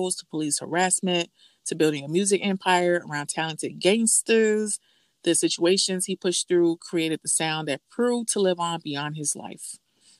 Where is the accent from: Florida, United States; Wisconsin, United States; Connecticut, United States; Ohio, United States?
Florida, United States; Miami; growing up in the South, well, Miami